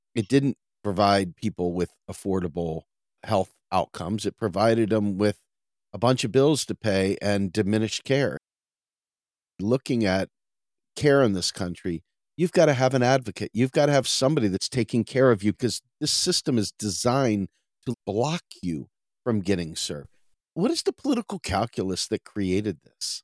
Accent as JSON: {"language": "English", "town": "Washington", "region": "District of Columbia", "country": "United States", "tie": "born or raised there", "also_born_or_lived": "suburban Maryland", "moved": "as an adult", "lives_now": "Pennsylvania, United States", "said": "I grew up in Washington, D C, and my entire youth and teenage years and even into my forties, I lived in the nation's capital"}